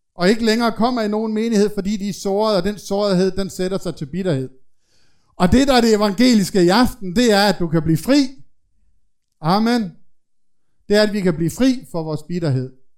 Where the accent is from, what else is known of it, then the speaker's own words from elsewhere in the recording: Denmark; nu er jeg jo fra Jylland